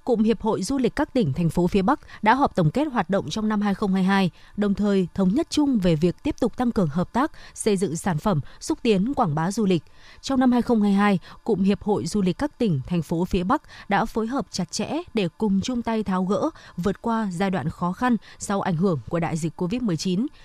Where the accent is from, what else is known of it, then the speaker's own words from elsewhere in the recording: Phương Đình, Hanoi, Vietnam; ừ, nhà mình à, dân nhà mình có là dân thành phố Hà Nội rồi